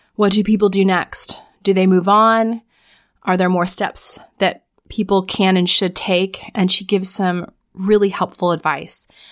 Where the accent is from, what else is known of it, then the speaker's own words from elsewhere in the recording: Florida, United States; I'm from Florida